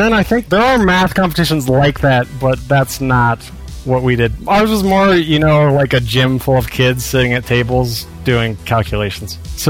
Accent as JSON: {"language": "English", "region": "Wyoming", "country": "United States", "tie": "born or raised there", "said": "I grew up in Wyoming. It's the least populous state"}